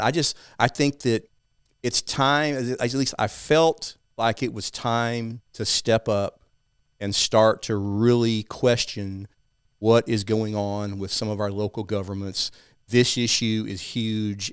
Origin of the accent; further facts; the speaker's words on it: East Texas, United States; I grew up in a small town in East Texas, as you can tell by my accent.